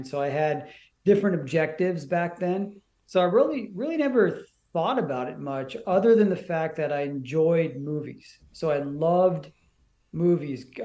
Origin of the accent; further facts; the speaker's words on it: Seattle, Washington, United States; also born or lived in India; I grew up in the Pacific Northwest. Um, you know, went to school out in the greater Seattle area